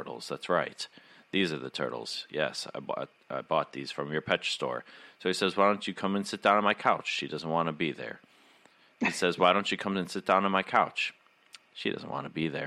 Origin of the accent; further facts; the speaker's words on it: Midwest, United States; growing up in the Midwest